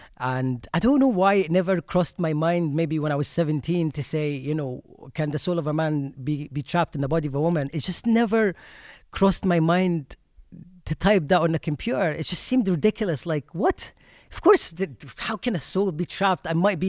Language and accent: English; Egypt; English is a second language; moved away as an adult; Yeah, oh yeah, I was born in Egypt and I left there just as soon as I turned 19, actually.